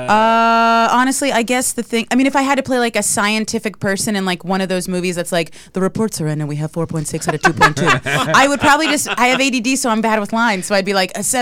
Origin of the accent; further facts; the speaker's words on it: New York City, New York, United States; but I grew up in Staten Island